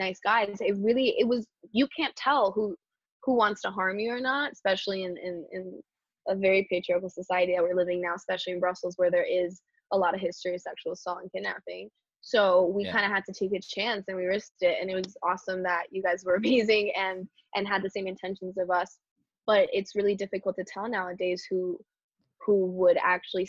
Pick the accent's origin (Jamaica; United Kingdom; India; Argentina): Argentina; now in New York, United States; I am from Argentina. I'm currently living in New York.